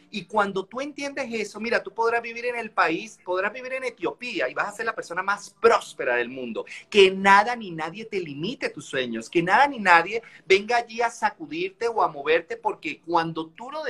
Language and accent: Spanish; Colombia; yo de nacionalidad soy colombiano y yo me acuerdo que yo en Colombia viví toda la época del narcotráfico, viví toda la época de...